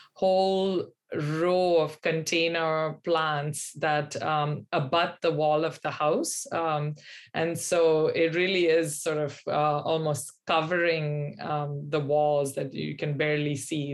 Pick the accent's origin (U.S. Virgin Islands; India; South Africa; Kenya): India; Pune, Maharashtra; moved away as an adult; now in Boston, United States; I grew up in India in um, a city that's on the western um, side of the country, um, central west, about three hours from Bombay, called Pune